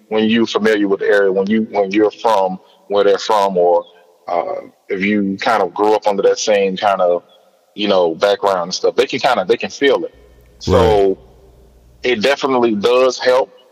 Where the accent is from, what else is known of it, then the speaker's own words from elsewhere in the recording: Miami, Florida, United States; I grew up in the Liberty City area as well